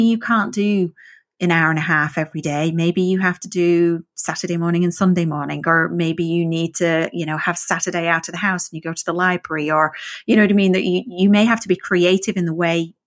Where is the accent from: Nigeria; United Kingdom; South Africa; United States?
United Kingdom; the north of England; first language English; moved away; I learned English in the north of England